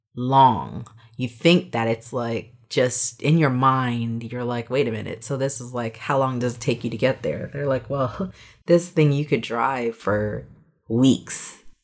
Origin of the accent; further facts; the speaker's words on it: New York City, New York, United States; though I'm an American and though I was born in Bronx, New York, you know, my parents are Jamaican.